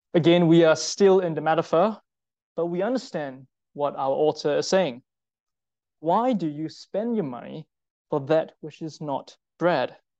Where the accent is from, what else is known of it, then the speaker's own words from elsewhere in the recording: Singapore; I'm Singaporean